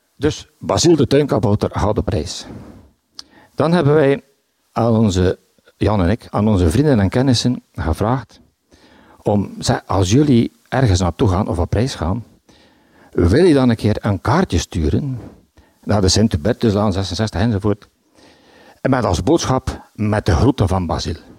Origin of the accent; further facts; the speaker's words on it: Bruges, Flanders, Belgium; Ik ben van Brugge. Ik woon in de Sint-Hubertuslaan